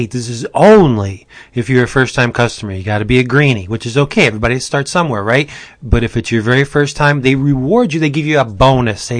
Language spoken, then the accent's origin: English; Pennsylvania, United States; Hey, I'm from Pennsylvania.